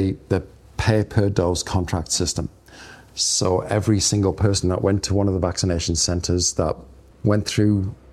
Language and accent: English; Chopwell, North East England, United Kingdom; accent: Geordie; also born or lived in Scotland; now in New Zealand; I'm from a place called Chopwell, which is in the northeast of England